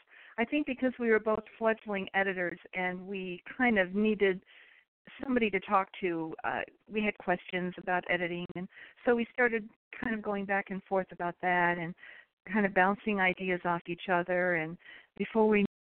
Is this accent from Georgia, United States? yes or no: no; New York, United States; moved away as an adult; also born or lived in Alaska; now in Texas, United States; I was raised in New York, but I married an Air Force man, and we moved around a lot.